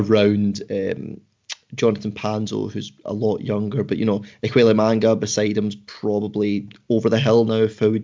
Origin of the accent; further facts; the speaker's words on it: Scotland, United Kingdom; accent: Scottish; my Scottish accent